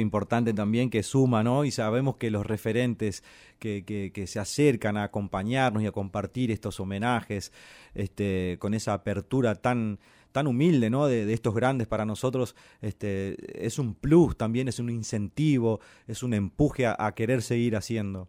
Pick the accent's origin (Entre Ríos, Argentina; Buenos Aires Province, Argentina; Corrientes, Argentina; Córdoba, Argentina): Corrientes, Argentina; Santo Tomé; moved away; en la costa del río Uruguay, allá en mi pueblo